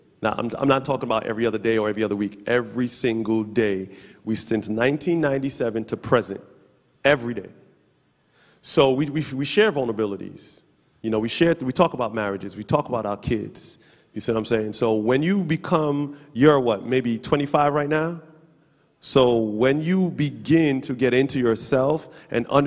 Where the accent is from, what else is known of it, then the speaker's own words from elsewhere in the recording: Jamaica; we're Jamaican